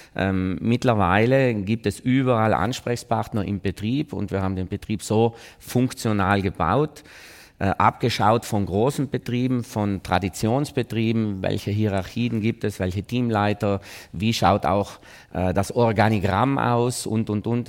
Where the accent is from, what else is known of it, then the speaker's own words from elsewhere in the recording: South Tyrol, Trentino-Alto Adige, Italy; Wir sind ja keine Österreicher